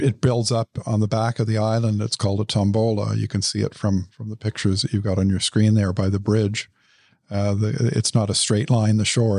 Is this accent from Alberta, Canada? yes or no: no; Ottawa, Ontario, Canada; moved away; also born or lived in Dubai; Grew up in the West End of Ottawa.